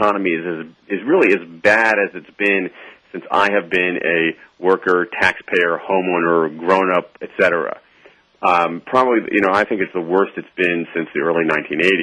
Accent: Columbus, Ohio, United States; I grew up in Columbus, Ohio

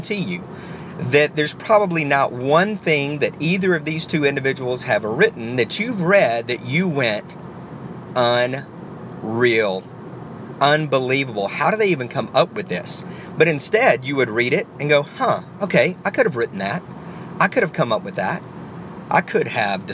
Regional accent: the South, United States; I'm from the South

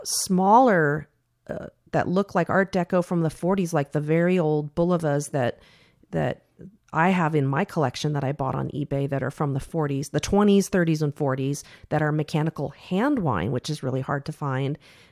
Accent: California, United States; I came from Silicon Valley originally, and I had a great career.

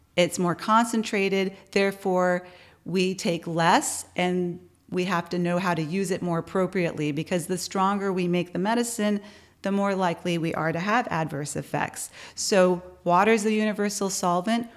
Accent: San Antonio, Texas, United States; now in Austin, United States; from San Antonio

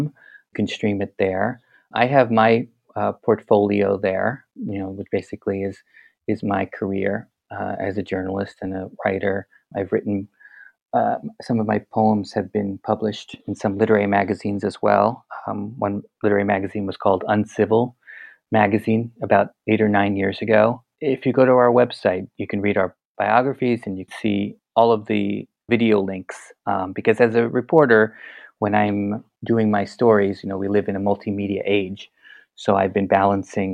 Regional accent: New York City, New York, United States; moved away as an adult; also born or lived in Israel; now in Poland; I grew up in Tribeca

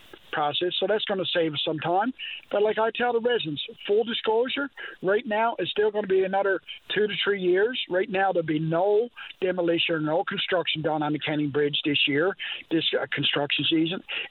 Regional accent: Marystown, Newfoundland and Labrador, Canada; Marystown in my hometown

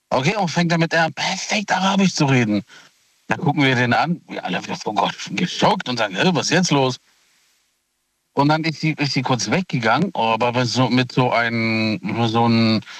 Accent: Italy; Ähm, ich bin Italiener, der Thomas ist ja, Thomas ist ja der Deutsche von uns.

